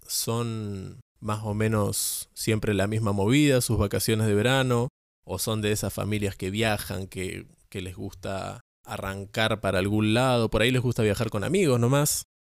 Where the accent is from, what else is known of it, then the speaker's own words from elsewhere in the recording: San Antonio Este, Río Negro, Argentina; now in Córdoba, Argentina; me vine a pasar las vacaciones a mi pueblo